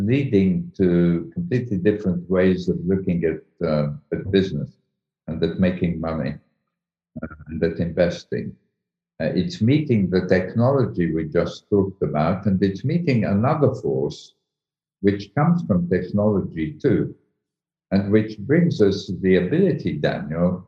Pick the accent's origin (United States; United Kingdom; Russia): United Kingdom; accent: British; also born or lived in Egypt; I'm British, as my accent shows